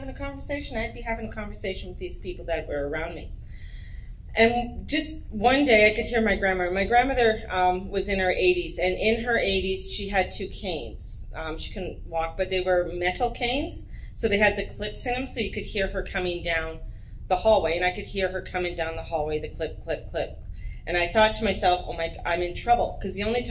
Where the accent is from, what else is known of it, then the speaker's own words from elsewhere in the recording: Edmonton, Alberta, Canada; moved away; also born or lived in Penticton, British Columbia; I was raised in Edmonton, Alberta